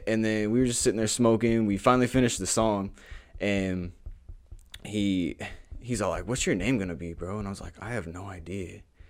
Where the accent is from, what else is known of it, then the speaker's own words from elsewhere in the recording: Houston, Texas, United States; I know I told a lot of people I'm from Houston. I mean, I call myself from Houston, bro, because that's where, like, the birth of me, I feel like the birth of, like, who I really was came out living down there